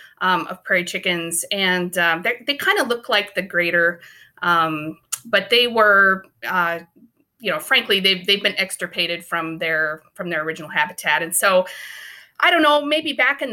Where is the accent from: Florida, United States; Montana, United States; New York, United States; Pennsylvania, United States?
Montana, United States; Ekalaka; moved away as an adult; also born or lived in Houston, Texas / Tennessee; now in Oregon, United States; I come out of eastern Montana. I grew up in a little town called Ekalaka, about 400 people, middle of nowhere, southeastern corner.